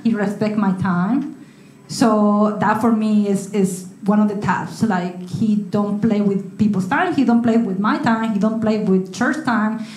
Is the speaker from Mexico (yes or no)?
yes; Mexico; moved away as an adult; when I went back to Mexico in, in, December. I was here from June to December